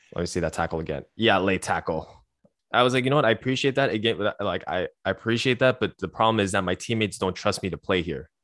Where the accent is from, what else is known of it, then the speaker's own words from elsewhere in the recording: Canada; I'm from Canada.